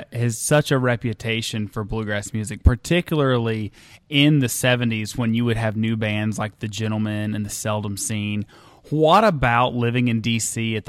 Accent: Dayton, Ohio, United States; I'm from the Dayton, Ohio area.

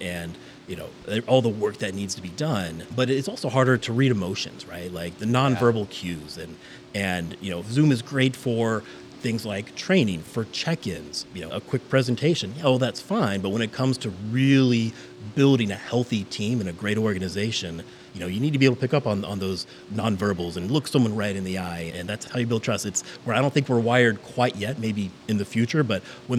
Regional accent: Midwest, United States; moved away; the Midwest politeness in me

